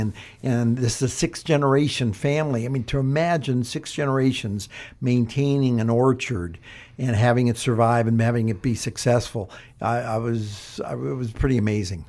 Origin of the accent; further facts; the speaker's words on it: Ohio, United States; moved away; I'm from Ohio